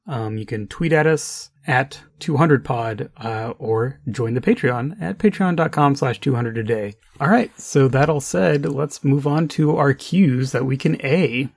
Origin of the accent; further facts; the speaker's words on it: New Mexico, United States; when I first started driving in New Mexico, you know, as a teenager